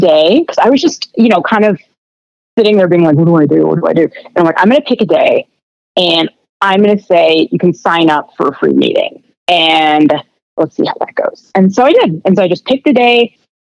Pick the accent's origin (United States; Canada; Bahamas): Canada; I'm Canadian